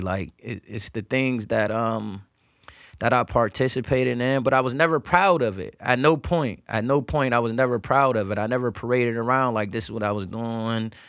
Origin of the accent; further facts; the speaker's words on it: Erie, Pennsylvania, United States; growing up in Erie, P